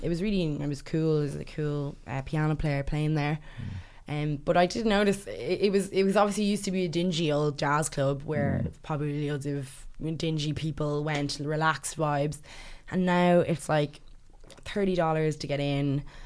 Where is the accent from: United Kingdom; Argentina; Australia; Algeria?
United Kingdom; London; born there; It reminded me of some of the places I would have been when I was born in London.